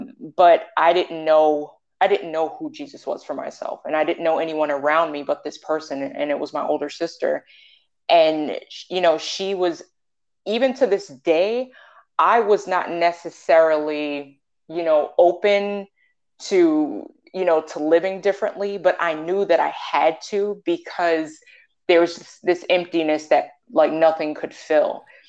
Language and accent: English; New York, United States; I'm from New York and God brought me down here.